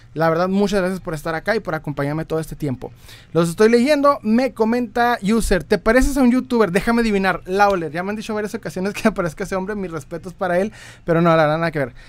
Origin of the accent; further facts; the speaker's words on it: Ciudad Juárez, Chihuahua, Mexico; Yo soy de Ciudad Juárez, Chihuahua, México.